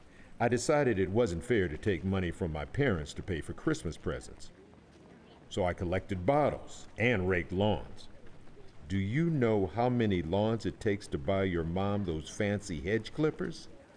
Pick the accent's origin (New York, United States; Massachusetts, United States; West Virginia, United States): New York, United States; I grew up in New York watching the New York City Marathon on TV.